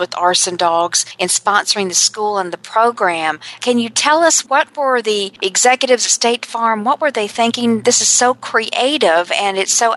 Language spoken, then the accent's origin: English; North Carolina, United States; my hometown in North Carolina